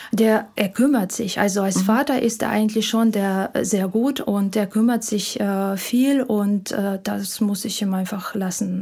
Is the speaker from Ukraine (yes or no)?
yes; Ukraine; German is a second language; moved away as an adult; now in Germany; Ich komme ursprünglich aus der Ukraine